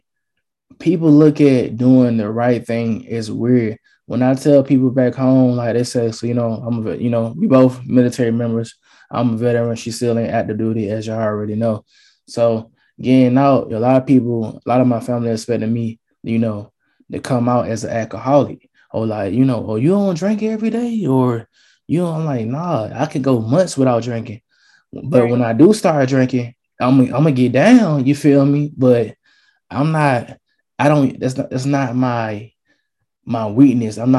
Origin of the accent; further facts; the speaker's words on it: Atlanta, Georgia, United States; I'm from Atlanta, Georgia